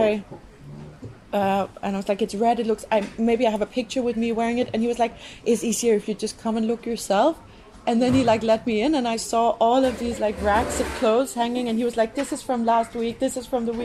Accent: Denmark; now in Finland; I'm from Denmark

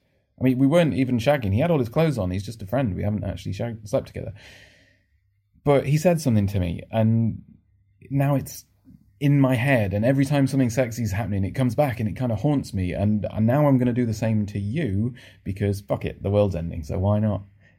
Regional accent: Northern England, United Kingdom; now in London, United Kingdom; Also, you can't really tell from my accent anymore, because I've lived in London for the last 15 years, and it gets beaten out of you quite quickly. But I'm Northern.

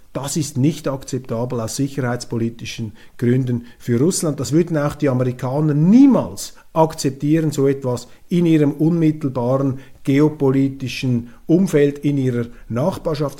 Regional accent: Switzerland; als Schweizer bin ich ja auch Europäer

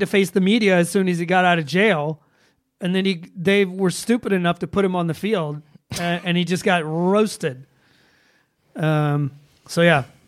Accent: Atlanta, Georgia, United States; my hometown of Atlanta, Georgia.

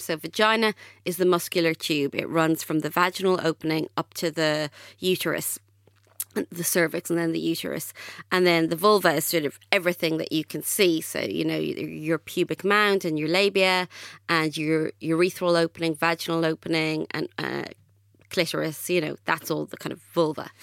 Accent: Ireland; I grew up in Ireland and I went to a Catholic state school

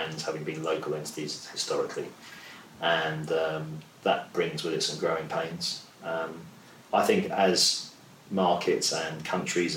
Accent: London, United Kingdom; also born or lived in Lagos; growing up in South London like I did

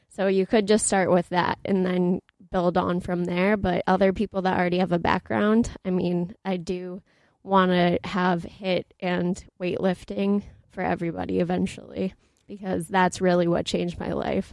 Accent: Boston, Massachusetts, United States; also born or lived in New Hampshire; I ended up at University of New Hampshire, so I'm from Boston up north

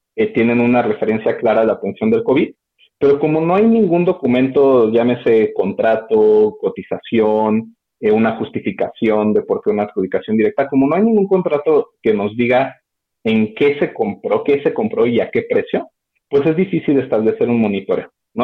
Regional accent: Mexico

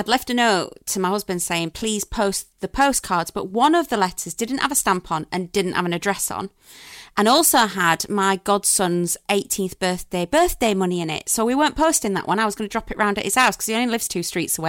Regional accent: Sheffield, Yorkshire and the Humber, United Kingdom; I'm from Sheffield.

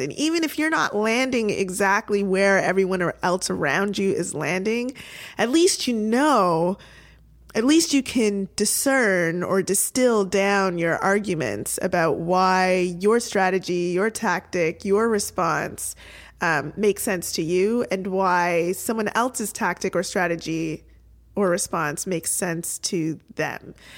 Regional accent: Toronto, Ontario, Canada; my hometown Toronto

